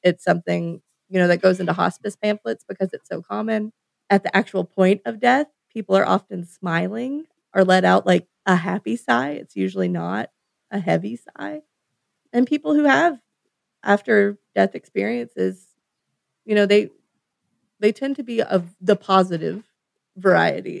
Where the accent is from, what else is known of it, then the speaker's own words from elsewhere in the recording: United States; as an American